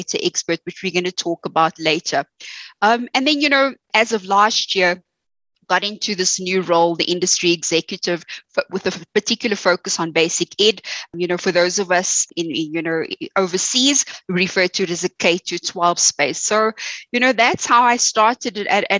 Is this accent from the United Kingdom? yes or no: no; South Africa; my story is very similar to most South Africans. You know, was raised by a single parent. You know, we grew up, you know, not having much